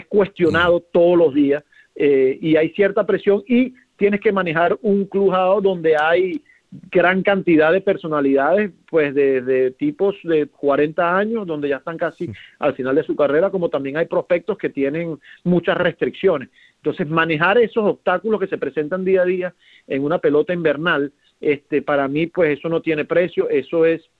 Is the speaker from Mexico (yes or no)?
no; Venezuela